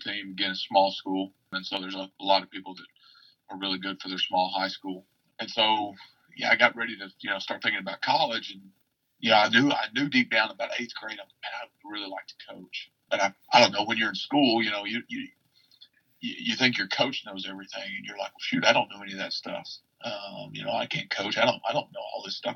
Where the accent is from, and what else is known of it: Murfreesboro, Arkansas, United States; born or raised there